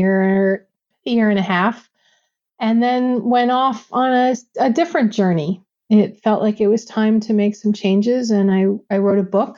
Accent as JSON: {"language": "English", "region": "New York", "country": "United States", "also_born_or_lived": "Connecticut", "moved": "yes", "said": "I'm originally from New York"}